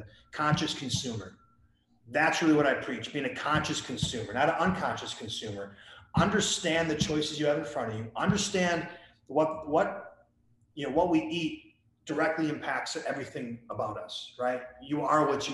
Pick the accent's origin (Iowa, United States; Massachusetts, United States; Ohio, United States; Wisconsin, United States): Wisconsin, United States; I grew up in Wisconsin